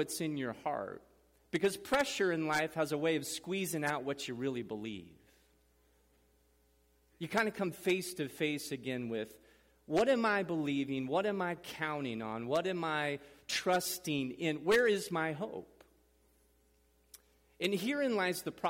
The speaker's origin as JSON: {"language": "English", "town": "Madrid", "region": "Nebraska", "country": "United States", "tie": "born or raised there", "also_born_or_lived": "Kansas City", "moved": "as an adult", "said": "We moved from Kansas City, a city, to a rural area, Madrid, Nebraska area where I grew up."}